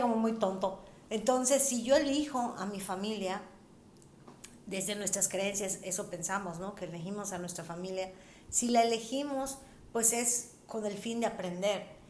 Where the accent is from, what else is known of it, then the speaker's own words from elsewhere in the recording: Mérida, Yucatán, Mexico; somos de Mérida